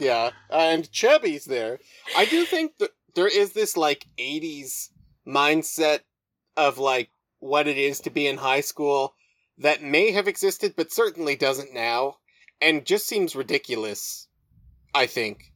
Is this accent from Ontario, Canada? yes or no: no; Moose Jaw, Saskatchewan, Canada; I grew up in Moose Jaw